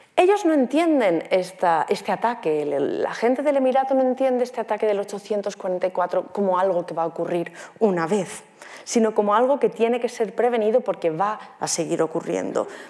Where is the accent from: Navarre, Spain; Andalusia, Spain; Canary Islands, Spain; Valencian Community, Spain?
Valencian Community, Spain; near Guardamar, Alicante; desemboca en Guardamar, en Alicante, muy cerca de donde yo soy